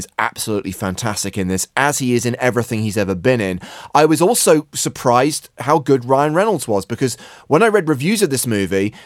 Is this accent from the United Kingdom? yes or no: yes; England, United Kingdom; I'm English